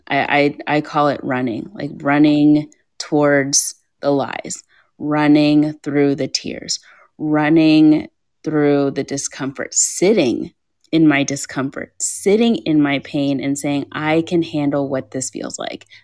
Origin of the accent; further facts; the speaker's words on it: Kentucky, United States; Growing up in ah. Kentucky, I lived in white suburbia in an all black family with two immigrant parents.